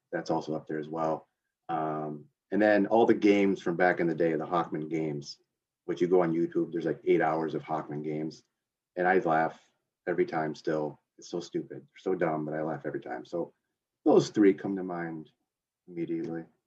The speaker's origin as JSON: {"language": "English", "area": "a couple hours north of Grand Rapids", "region": "on Lake Michigan", "country": "United States", "tie": "born or raised there", "said": "Grew up a couple hours north, right on Lake Michigan"}